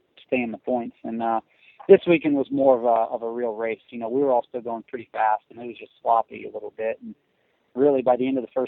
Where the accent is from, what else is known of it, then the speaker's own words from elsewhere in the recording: Missouri, United States; I'm from Missouri, so I'm used to riding and a little bit of mud